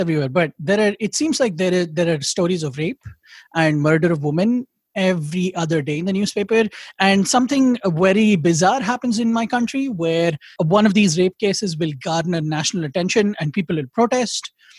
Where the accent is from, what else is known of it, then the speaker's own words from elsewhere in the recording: India; I feel like maybe because I'm Indian, and because my patriotism comes with the critiques